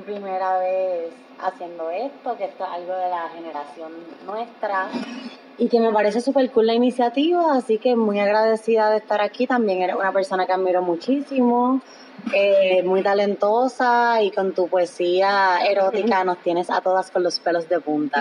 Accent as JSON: {"language": "Spanish", "country": "Puerto Rico", "said": "Nosotras como puertorriqueñas"}